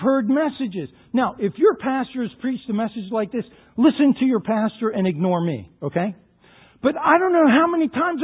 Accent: Baltimore, Maryland, United States; I grew up in the Baltimore area

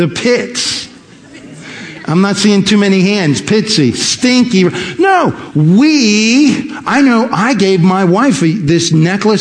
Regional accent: Baltimore, Maryland, United States; moved away; I grew up in Baltimore, a suburb of Baltimore

